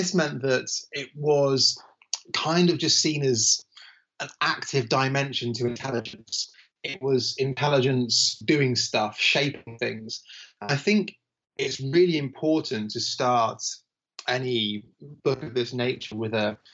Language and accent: English; United Kingdom; I'm a British academic